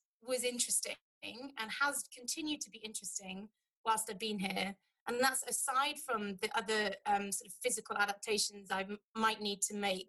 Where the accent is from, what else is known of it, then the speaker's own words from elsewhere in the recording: United Kingdom; now in Lithuania; for us as a British population